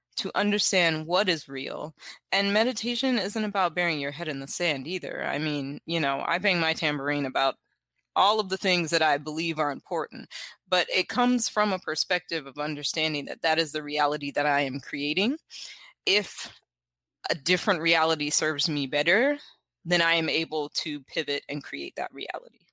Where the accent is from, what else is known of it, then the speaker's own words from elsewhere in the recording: South Carolina, United States; I am from South Carolina, born and raised.